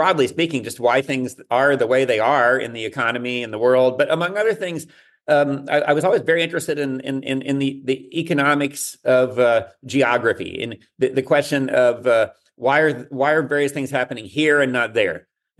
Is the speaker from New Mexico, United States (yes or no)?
no; Texas, United States; And so it just really made sense to being here a Texan, born and raised, to think about this question about, well, there's no question that Texas, particularly the Texas Triangle, is on a roll.